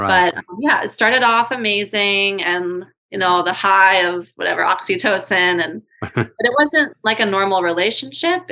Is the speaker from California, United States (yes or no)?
no; New York City, New York, United States; moved away as an adult; also born or lived in Hawaii / Singapore / Thailand; I'm from New York City